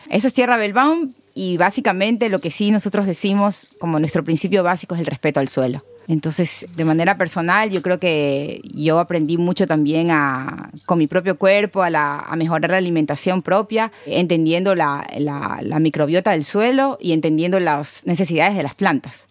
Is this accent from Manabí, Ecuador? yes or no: yes; Bahía de Caráquez, Manabí, Ecuador; also born or lived in Quito, Ecuador / Germany; yo soy de Bahía de Caracas